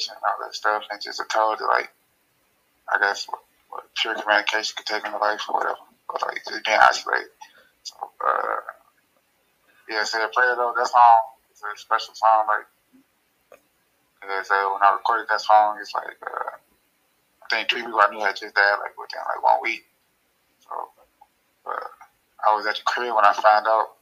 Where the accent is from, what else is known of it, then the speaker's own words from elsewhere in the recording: Chicago, Illinois, United States; I'm from Chicago.